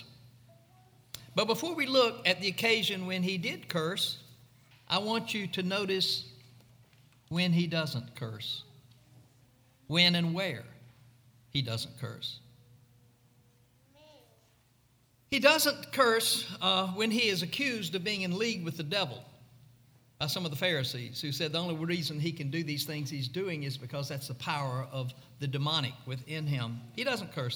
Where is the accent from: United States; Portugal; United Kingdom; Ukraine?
United States; Mississippi; growing up in Mississippi